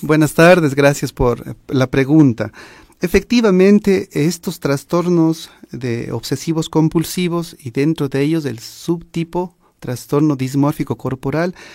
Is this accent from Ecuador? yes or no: yes; Ecuador; nosotros como sociedad ecuatoriana